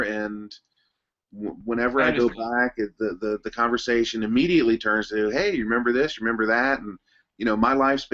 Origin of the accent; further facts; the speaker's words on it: Cincinnati, Ohio, United States; moved away as an adult; also born or lived in Northern Kentucky; now in Japan; I am originally from Cincinnati, Ohio. I grew up in Cincinnati